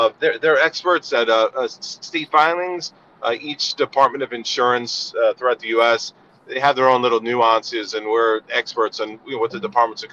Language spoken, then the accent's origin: English; Northeast Coast, United States; accent: East Coast; moved away as an adult; also born or lived in California; now in New Jersey, United States; I'm originally from the East Coast, the Northeast Coast